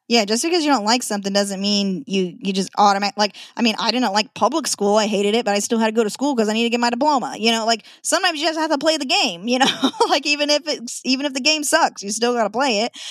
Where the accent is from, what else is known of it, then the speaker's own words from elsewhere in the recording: Nampa, Idaho, United States; moved away as an adult; now in Washington, United States; I'm a born and raised Idahoan, born in Nampa.